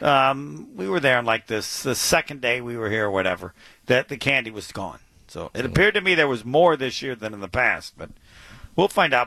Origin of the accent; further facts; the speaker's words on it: Indiana, United States; I'm from Indiana